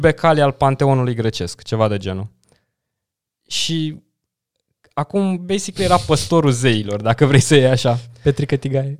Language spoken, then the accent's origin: Romanian; Dâmbovița County, Romania; m-am dus în județul de unde sunt eu, în Dâmbovița